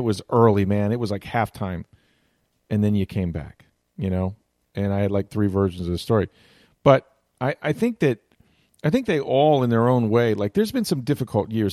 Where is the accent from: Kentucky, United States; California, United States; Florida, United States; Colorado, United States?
Florida, United States; Tampa; I grew up in Tampa Bay